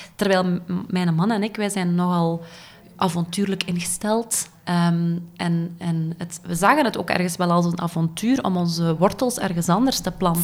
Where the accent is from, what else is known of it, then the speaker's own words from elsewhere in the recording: Dendermonde, Flanders, Belgium; moved away as an adult; now in Ghent, Belgium; ik ben afkomstig van Dendermonde